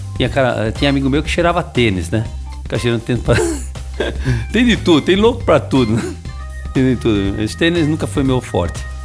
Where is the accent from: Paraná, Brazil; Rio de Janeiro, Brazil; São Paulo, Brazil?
São Paulo, Brazil; moved away; eu sou de São Paulo, nasci em São Paulo, na capital